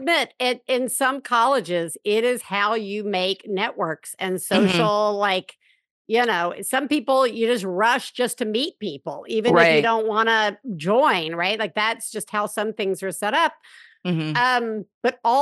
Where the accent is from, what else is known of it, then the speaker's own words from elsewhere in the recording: Alabama, United States; I grew up in Alabama